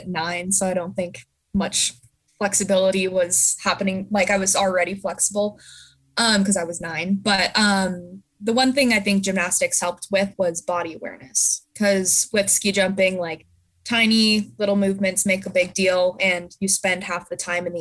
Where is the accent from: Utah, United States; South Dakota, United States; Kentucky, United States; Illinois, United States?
Utah, United States; Park City; I grew up in Park City